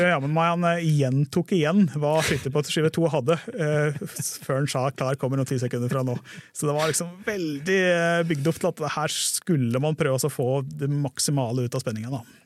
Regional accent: Hedmarken, Innlandet, Norway; moved away; also born or lived in Sørlandet / Grimstad / Kristiansand; jeg er jo fra Hedmarken

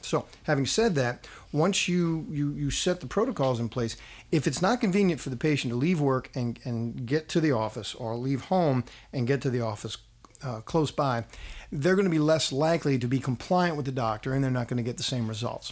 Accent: New Orleans, Louisiana, United States; also born or lived in Donaldsonville; I grew up in New Orleans.

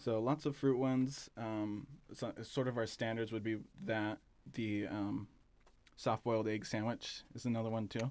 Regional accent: Southern California, United States; moved away as an adult; now in Bend, United States; we're from Southern California

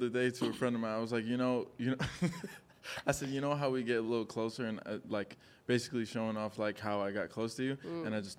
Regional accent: New York City, New York, United States; also born or lived in Bronx, New York; now in Los Angeles, United States; I'm born and raised in New York, Queens to be specific. Born in the Bronx, raised in Queens.

